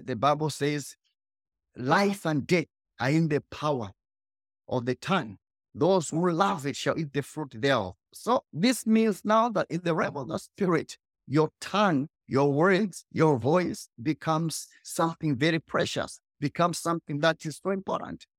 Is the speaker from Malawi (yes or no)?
yes; Malawi; I was born in Malawi, the poorest country.